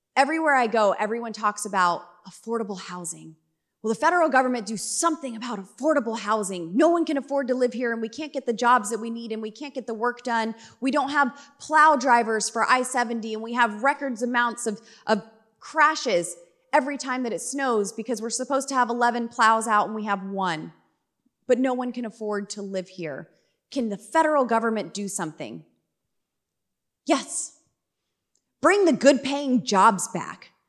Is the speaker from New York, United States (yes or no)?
no; Colorado, United States; I'm from Colorado